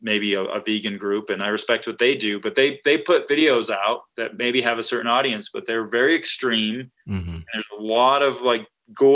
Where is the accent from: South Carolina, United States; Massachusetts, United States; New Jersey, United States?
Massachusetts, United States; moved away; also born or lived in Wisconsin; I grew up in Massachusetts, so that maybe says something about me, but I've lived all over the country.